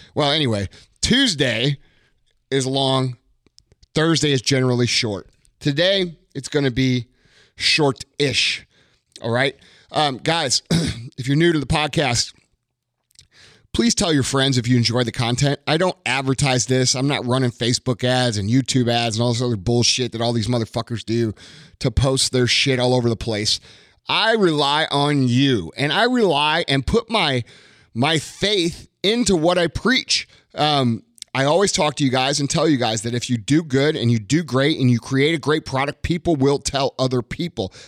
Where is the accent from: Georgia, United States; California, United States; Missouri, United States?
Missouri, United States; St. Louis; I'm a redneck from South County, Saint Louis.